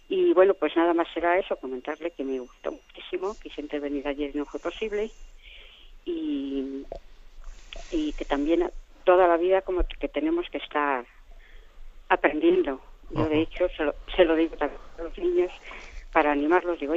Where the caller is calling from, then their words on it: Logroño, La Rioja, Spain; soy de Logroño.